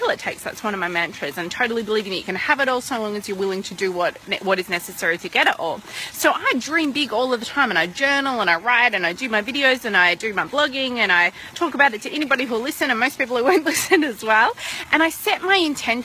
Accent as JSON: {"language": "English", "town": "Melbourne", "region": "Victoria", "country": "Australia", "tie": "born or raised there", "moved": "yes", "said": "back in Melbourne, when my hometown, when I was living there"}